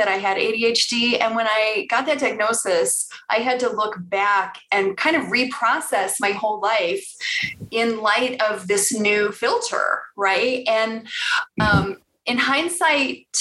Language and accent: English; Bartlett, Illinois, United States; also born or lived in Chicago, Illinois / Elgin, Illinois; now in Denver, United States; I grew up in Chicago. I was a Southside girl, lived there till I was 7. And then my parents bought a house in the Northwest suburbs. So I lived in Bartlett and went to Elgin High School